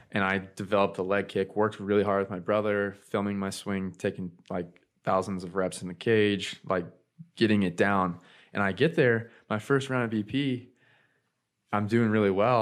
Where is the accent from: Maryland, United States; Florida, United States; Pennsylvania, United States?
Florida, United States; Ocala; also born or lived in California; I grew up in Florida. I was born in Ocala, Florida